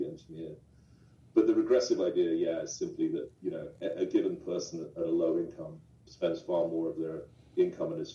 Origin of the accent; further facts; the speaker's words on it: United Kingdom; I'm British. My father's a British diplomat.